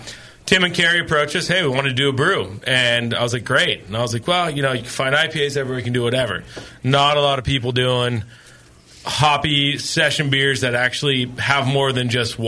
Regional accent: Livermore, California, United States; It's not, I grew up

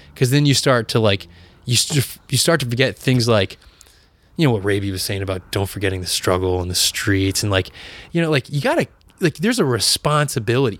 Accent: New Bedford, Massachusetts, United States; growing up in Massachusetts, um, in really in pla, a place like New Bedford, in the New Bedford area

